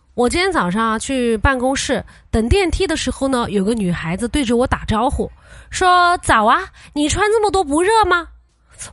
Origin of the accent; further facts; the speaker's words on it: Sichuan, China; 作为四川人